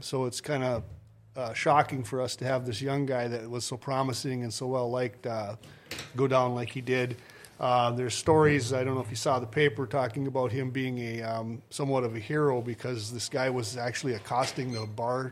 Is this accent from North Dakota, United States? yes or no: yes; Oberon, North Dakota, United States; I'm from Benson County. I grew up out there